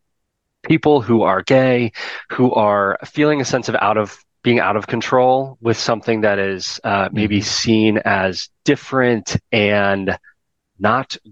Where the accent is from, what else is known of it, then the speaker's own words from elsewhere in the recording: Baltimore, Maryland, United States; also born or lived in Midwest; Born and raised in Baltimore. I'm first generation Baltimore.